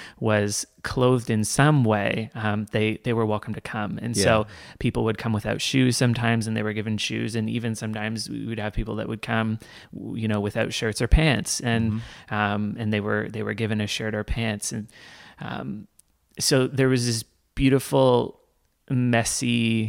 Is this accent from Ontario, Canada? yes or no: yes; Toronto, Ontario, Canada; So the context that I grew up in, church-wise, my parents planted a church called Cornerstone